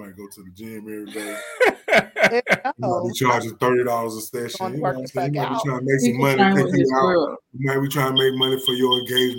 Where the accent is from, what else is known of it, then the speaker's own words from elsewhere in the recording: Atlanta, Georgia, United States; in the A, we say cutting.